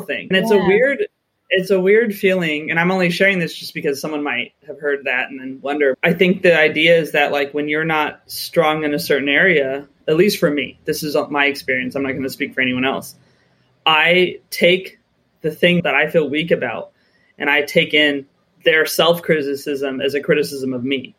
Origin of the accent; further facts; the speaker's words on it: United States; moved away as an adult; now in United Kingdom; as an American